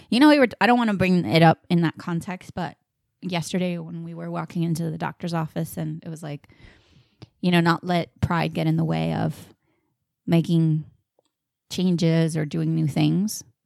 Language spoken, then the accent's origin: English; Puerto Rico; I'm full blown Puerto Rican.